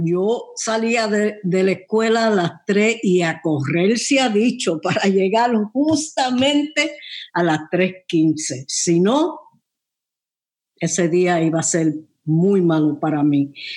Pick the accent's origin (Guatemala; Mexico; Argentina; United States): United States; New York; yo nací en Nueva York y ahí me crié también